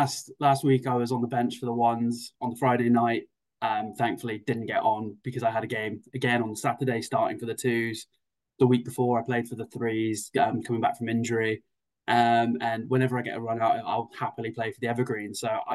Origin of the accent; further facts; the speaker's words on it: England, United Kingdom; Unfortunately, I am full English as far as I go, so it's not something for me to celebrate.